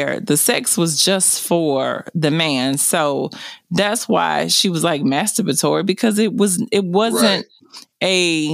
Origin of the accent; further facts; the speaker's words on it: the South, United States; I was raised in the South and I was raised by a grandmother